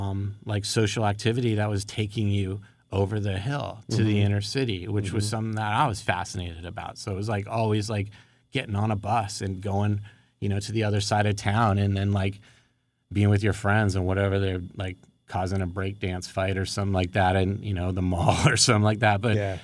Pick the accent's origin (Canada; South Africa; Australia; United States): United States; Woodland Hills, California; I grew up in Woodland Hills in the San Fernando Valley. And I grew up on the south side of Ventura Boulevard.